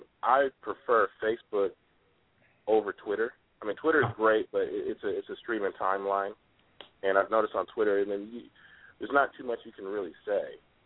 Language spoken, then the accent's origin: English; West Coast, United States; also born or lived in Atlanta; I mean, I was, you know, born in Atlanta, but really I was raised on the West Coast, so, I mean, that's what's in my blood.